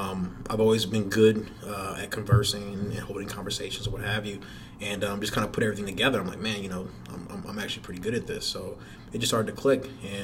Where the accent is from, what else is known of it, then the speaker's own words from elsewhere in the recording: Atlanta, Georgia, United States; also born or lived in Passaic, New Jersey; No, I actually went to high school in Atlanta, Georgia.